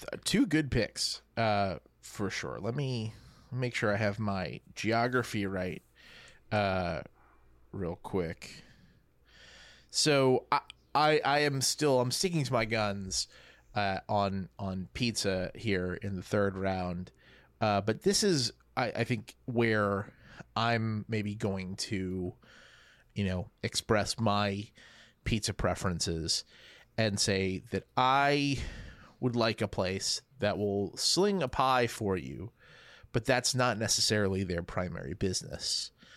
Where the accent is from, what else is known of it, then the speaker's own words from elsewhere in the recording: New Orleans, Louisiana, United States; my hometown of New Orleans